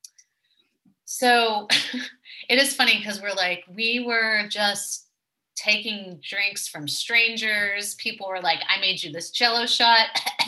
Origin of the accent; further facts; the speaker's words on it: Mississippi, United States; moved away; I grew up in Mississippi